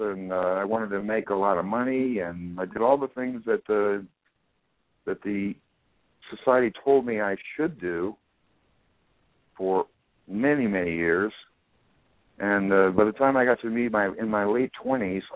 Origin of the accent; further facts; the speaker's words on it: Wichita, Kansas, United States; at 3.5 back in Wichita, Kansas in 1940